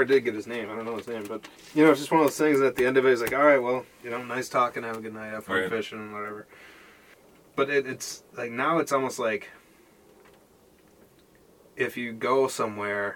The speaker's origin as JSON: {"language": "English", "town": "Belle Plaine", "region": "Minnesota", "country": "United States", "said": "I'm from down south by Mankato. I'm from a town called Belle Plaine"}